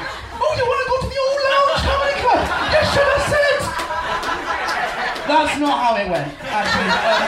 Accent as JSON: {"language": "English", "region": "England", "country": "United Kingdom", "accent": "English", "said": "There's me trying in my English accent."}